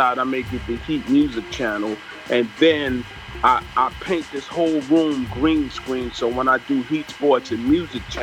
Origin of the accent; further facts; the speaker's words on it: New York City, New York, United States; I'm a kid from Flatbush, Brooklyn